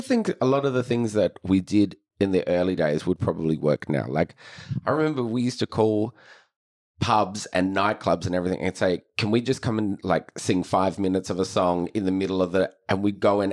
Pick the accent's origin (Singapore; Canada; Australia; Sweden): Australia; Adelaide, South Australia; growing up in Adelaide, it was only the big shows you would see at the Festival Theatre